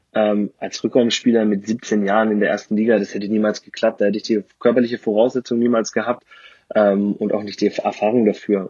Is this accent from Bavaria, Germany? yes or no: yes; Ansbach, Bavaria, Germany; Da komme ich her, genau. Gebürtiger Frange